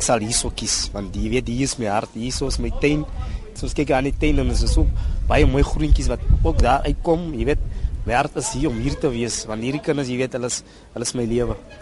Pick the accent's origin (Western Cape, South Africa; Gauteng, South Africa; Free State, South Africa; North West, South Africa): North West, South Africa; Bloemhof; now in Johannesburg, South Africa; ek kom daar van Bloemhof af. My ma bly in Bloemhof in daar in Boitumelo.